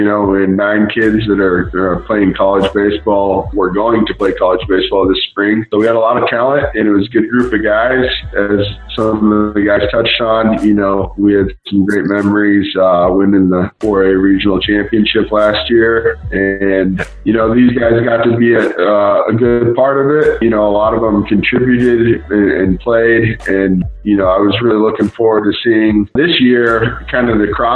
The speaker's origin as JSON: {"language": "English", "region": "Colorado", "country": "United States", "tie": "born or raised there", "moved": "yes", "lives_now": "Chicago, United States", "said": "I grew up in Colorado, so I was a Rockies fan"}